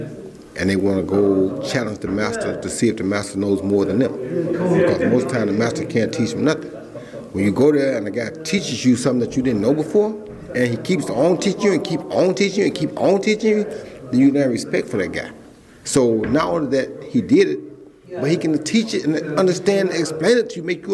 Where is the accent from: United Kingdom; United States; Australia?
United States; being from America